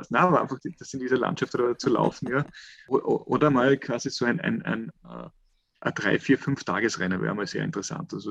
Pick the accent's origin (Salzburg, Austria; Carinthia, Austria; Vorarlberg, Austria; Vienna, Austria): Carinthia, Austria; wenn ich bei mir daheim, wo ich aufgewachsen bin, im, im Lavantal oder sogar wenn ich den, den, den unterkärntner Raum